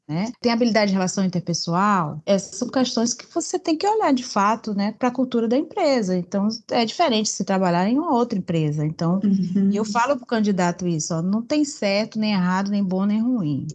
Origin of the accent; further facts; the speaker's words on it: Bahia, Brazil; accent: Bahian; Sou baiana, pelo uhum. sotaque dá para ver